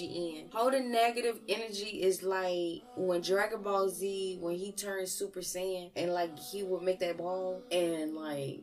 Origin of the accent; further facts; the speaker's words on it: the South, United States; accent: southern; my southern accent